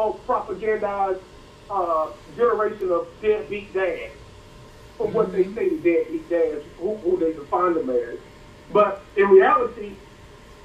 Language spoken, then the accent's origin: English; United States; I grew up in the West End, 38th Street, Jewel Park all day.